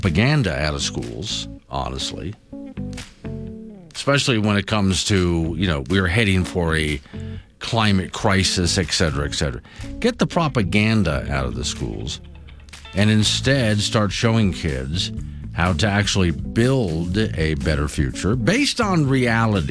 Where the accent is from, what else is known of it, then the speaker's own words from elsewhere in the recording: Sanibel, Florida, United States; now in Wyoming, United States; my hometown of Sanibel, Captiva Islands